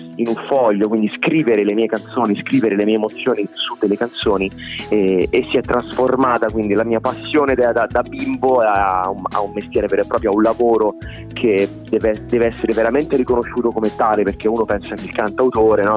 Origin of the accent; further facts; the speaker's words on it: Rome, Lazio, Italy; ho 30 anni, sono un cantautore romano